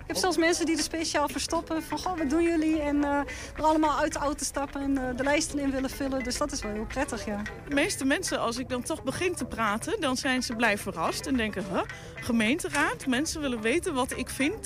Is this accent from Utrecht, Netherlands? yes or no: no; Enschede, Overijssel, Netherlands; we zijn allemaal bewoners van Enschede